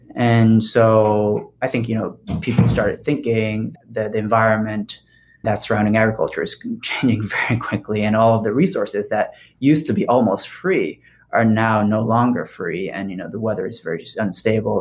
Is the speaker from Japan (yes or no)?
yes; Japan; also born or lived in Paris, France; now in Bay Area, United States; as a kid growing up in Japan